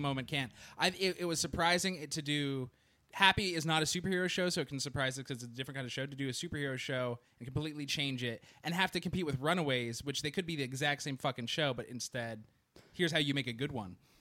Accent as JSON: {"language": "English", "area": "Orange County", "region": "California", "country": "United States", "tie": "born or raised there", "said": "growing up in The O C"}